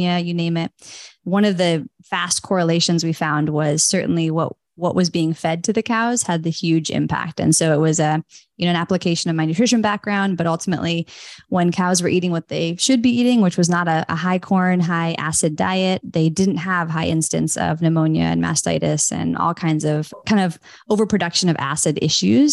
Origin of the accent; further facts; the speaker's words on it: Northern California, United States; I grew up in Northern California, actually on a big organic, not like farm, but it was 40 acres of gardens.